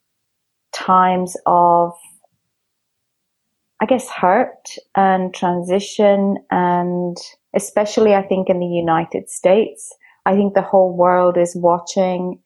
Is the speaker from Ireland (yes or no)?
yes; Dublin, Leinster, Ireland; I grew up in Dublin, which I proudly say is the storytelling capital of the world.